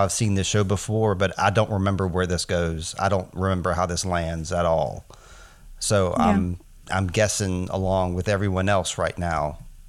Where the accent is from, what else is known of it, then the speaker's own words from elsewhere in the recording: United States; we're American